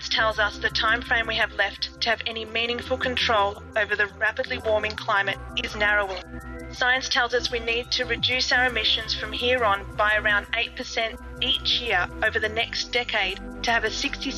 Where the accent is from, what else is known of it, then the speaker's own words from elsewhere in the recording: Broulee, New South Wales, Australia; my hometown of Browleigh, just down the road from here